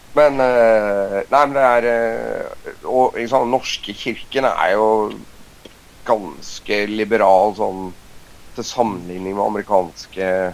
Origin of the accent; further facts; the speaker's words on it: Norway; vi er nordmenn